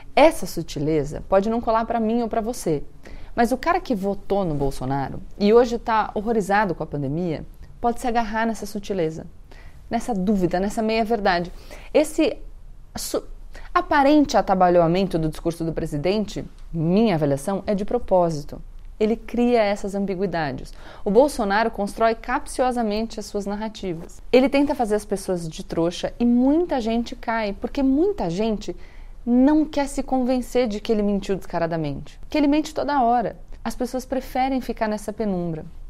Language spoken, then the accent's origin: Portuguese; Brazil; sendo brasileiro